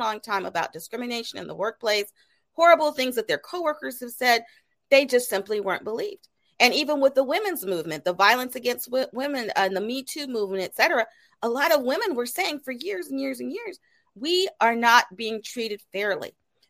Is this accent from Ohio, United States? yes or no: no; Colorado Springs, Colorado, United States; I'm originally from Colorado Springs, Colorado. That's where I was raised. So I can relate to, you know, not having as much diversity in an area